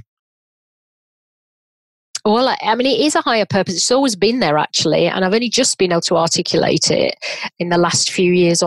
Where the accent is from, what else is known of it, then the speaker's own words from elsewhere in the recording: Leeds, Yorkshire and the Humber, United Kingdom; from Leeds, and my mum was a dinner lady and my dad was a butcher.